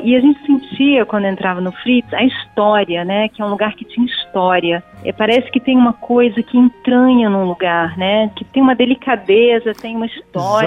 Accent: Rio de Janeiro, Brazil; eu que sou do Rio

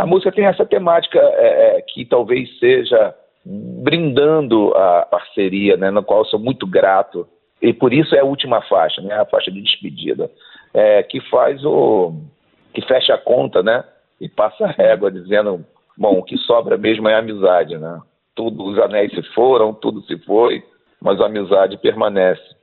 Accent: Nova Iguaçu, Rio de Janeiro, Brazil; eu sou de Tinguá, ali, interior do Rio de Janeiro

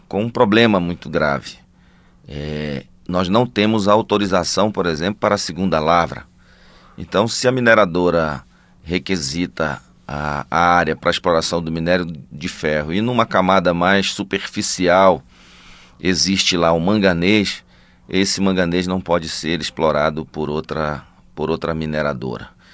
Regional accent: Parauapebas, Pará, Brazil; Eu venho de Parauapebas

